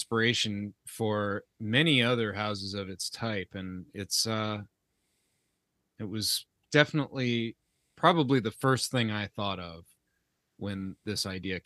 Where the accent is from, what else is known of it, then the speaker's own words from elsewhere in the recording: the South, United States; We grew up in the South